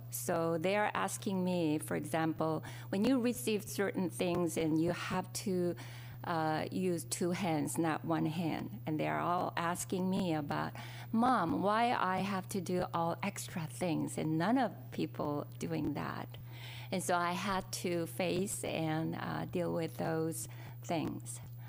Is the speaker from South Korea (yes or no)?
yes; South Korea; English is a second language; moved away as an adult; now in United States; My story is a little different than the Roy. I was born and raised in South Korea up until I married Roy.